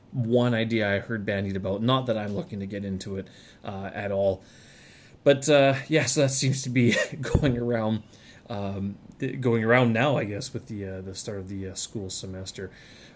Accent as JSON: {"language": "English", "country": "Canada", "tie": "born or raised there", "moved": "as an adult", "lives_now": "Beijing, China", "said": "back in Canada, though, August was always the month that harvest would begin, and since in my hometown it was surrounded by farms"}